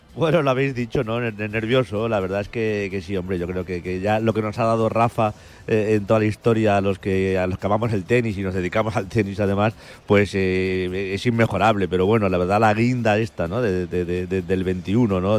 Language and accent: Spanish; Spain; como español